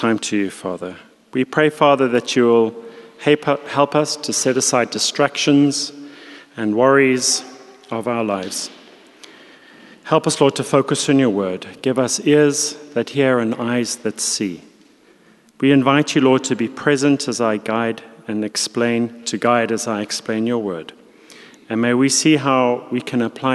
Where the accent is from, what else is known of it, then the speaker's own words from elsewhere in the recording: South Africa; moved away; also born or lived in London; being a South African